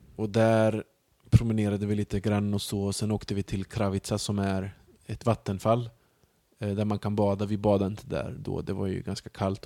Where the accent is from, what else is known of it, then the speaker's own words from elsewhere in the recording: Sweden; also born or lived in Mostar, Bosnia and Herzegovina; jag kommer därifrån, jag är uppvuxen i Sverige